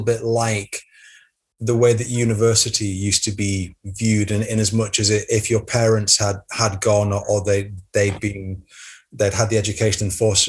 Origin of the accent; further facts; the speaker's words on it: Derwent Valley, North East England, United Kingdom; moved away as an adult; also born or lived in Aberdeen / Edinburgh / London / Manchester; I grew up in the Derwent Valley in the Northeast, went to St. Thomas More School